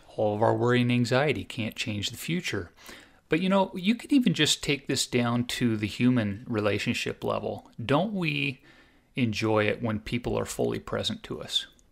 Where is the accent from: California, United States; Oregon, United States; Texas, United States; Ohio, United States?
Oregon, United States; Southern; I grew up in Southern Oregon, and so about eighty miles south of Eugene